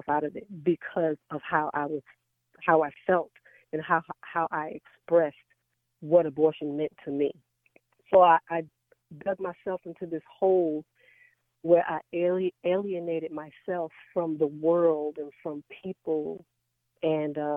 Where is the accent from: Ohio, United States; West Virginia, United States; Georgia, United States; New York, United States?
New York, United States; New York City; now in Dallas, United States; Born and raised in the Bronx, New York, with my mom and my dad and my two sisters.